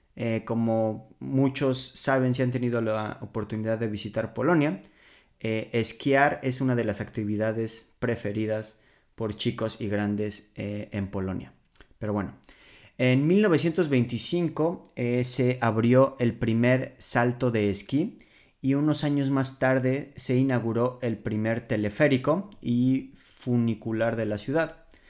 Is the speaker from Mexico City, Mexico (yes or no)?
yes; Mexico City, Mexico; moved away as an adult; now in Poland; mi ciudad natal